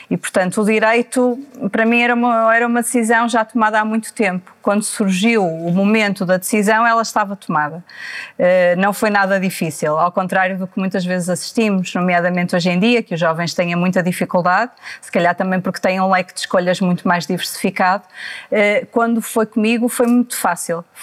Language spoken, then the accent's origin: Portuguese; Maia, Norte, Portugal; also born or lived in Porto / Vila Nova de Gaia; nasci no Porto, como disse, muito bem, uh, portanto sou tripeira, mas depois a minha infância foi repartida entre a Maia e o Porto, porque os meus avós paternos residiam uh, na Foz do Douro